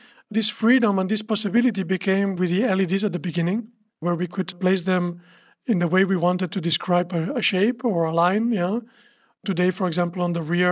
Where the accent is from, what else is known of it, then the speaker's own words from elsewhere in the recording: Barcelona, Catalonia, Spain; I'm from Barcelona